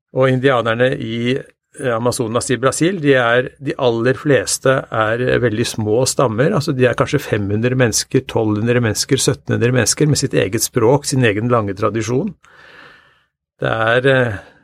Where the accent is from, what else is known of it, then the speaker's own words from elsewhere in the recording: Norway; vi lever jo eh, som nordmenn eh, ganske tett på naturen